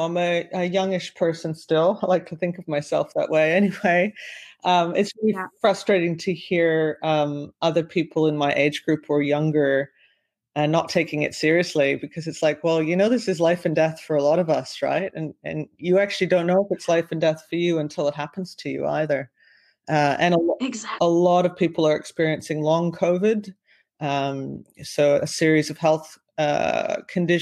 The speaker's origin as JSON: {"language": "English", "country": "Canada", "tie": "born or raised there", "also_born_or_lived": "Vancouver / Australia", "said": "I'm back in beautiful Canada in my hometown and we have a house here"}